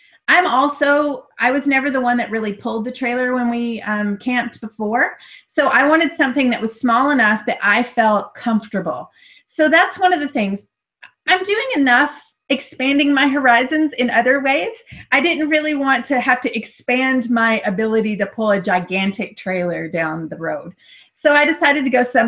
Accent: United States; moved away; my home country

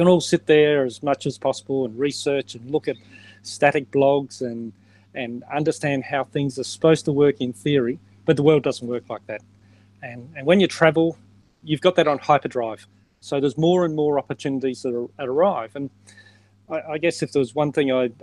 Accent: Adelaide, South Australia, Australia; I grew up in South Australia, down in Adelaide, where I was based

